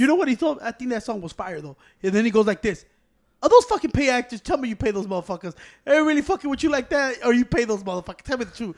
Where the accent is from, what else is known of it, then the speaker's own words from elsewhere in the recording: Chicago, Illinois, United States; I'm from Chicago